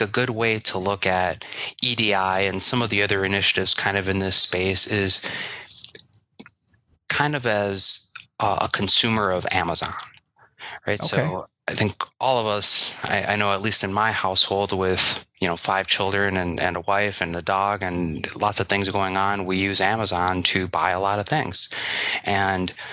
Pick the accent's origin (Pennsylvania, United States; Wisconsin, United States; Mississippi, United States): Wisconsin, United States; I grew up here in Wisconsin and went to University of Wisconsin